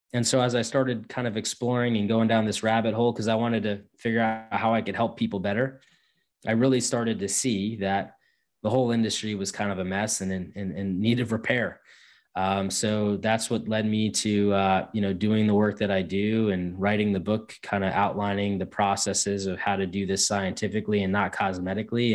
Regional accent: Northeast, United States; I'm from the Northeast

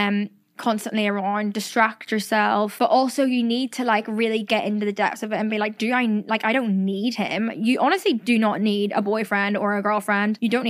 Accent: Ireland; accent: Irish; I've lost my accent so much and I hate it. Like every time I post a TikTok talking, everyone's like, where'd her Irish accent go? And like, obviously when I say shore or toil or myrrh or anything, that is very Irish still.

